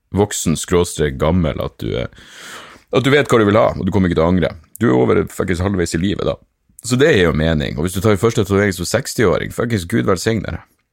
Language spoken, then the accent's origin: Norwegian; Northern Norway, Norway; vi er nordlendinger